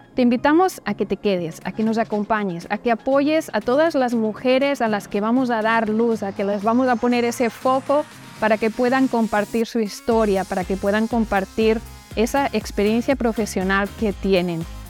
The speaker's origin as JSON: {"language": "Spanish", "town": "Barcelona", "region": "Catalonia", "country": "Spain", "moved": "yes", "said": "en Barcelona, de donde yo soy"}